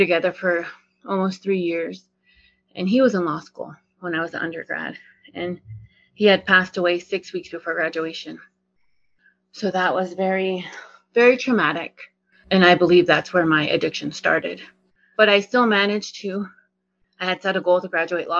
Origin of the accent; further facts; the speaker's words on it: Northern Arapaho reservation, Wyoming, United States; I come from the Northern Arapaho here on the reservation.